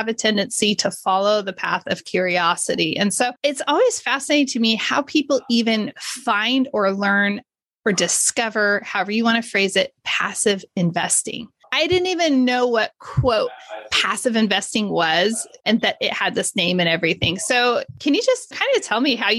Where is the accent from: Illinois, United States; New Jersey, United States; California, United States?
California, United States; Modesto; I grew up in Modesto